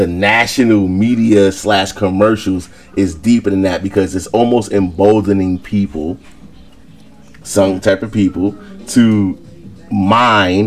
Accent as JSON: {"language": "English", "town": "New York City", "region": "New York", "country": "United States", "tie": "born or raised there", "said": "We grew up in New York City."}